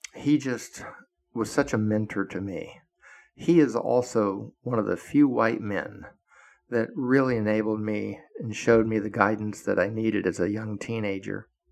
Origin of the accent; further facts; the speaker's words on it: Florida, United States; moved away as an adult; also born or lived in Washington, D.C.; the hard, hard, harsh facts of life growing up in Florida